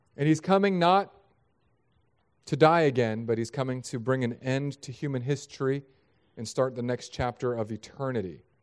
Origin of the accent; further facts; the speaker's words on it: San Diego, California, United States; now in Florida, United States; I was born in San Diego.